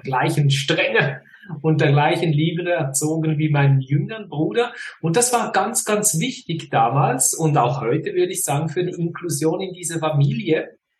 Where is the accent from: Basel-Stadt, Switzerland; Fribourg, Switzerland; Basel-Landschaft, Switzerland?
Fribourg, Switzerland; accent: Swiss; now in near Zurich, Switzerland; aufgewachsen in Freiburg, im Kanton Freiburg.